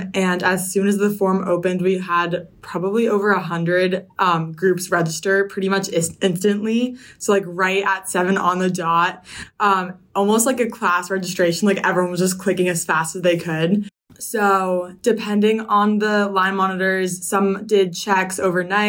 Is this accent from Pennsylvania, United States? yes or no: no; Potomac, Maryland, United States; I'm from Potomac, Maryland